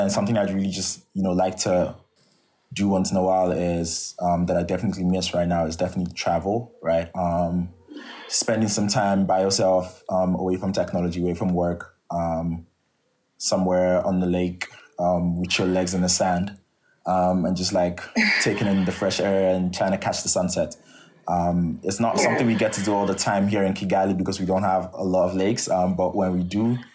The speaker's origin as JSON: {"language": "English", "country": "Nigeria", "moved": "as an adult", "said": "it has a lot to do with my experience as a Nigerian and it has a lot to do with my background"}